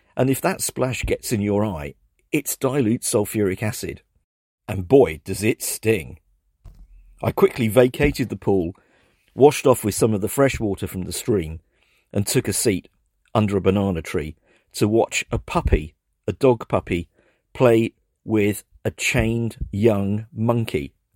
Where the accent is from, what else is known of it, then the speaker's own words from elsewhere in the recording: England, United Kingdom; I'm English